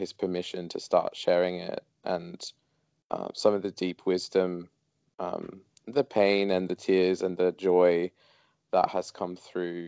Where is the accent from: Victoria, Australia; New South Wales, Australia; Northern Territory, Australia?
New South Wales, Australia; Sydney; growing up in Sydney, Australia